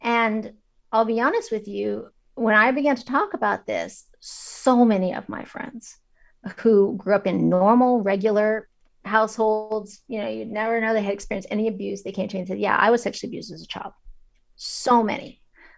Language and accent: English; China; also born or lived in Kazakhstan; I grew up in China. I lived in Kazakhstan after the end of the Soviet Union.